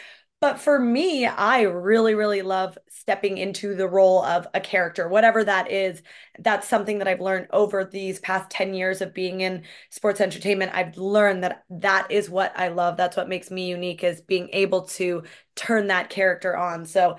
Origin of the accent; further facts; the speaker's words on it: Canada; here's the thing about being a Canadian girl. Like, I know my hockey. I know my history.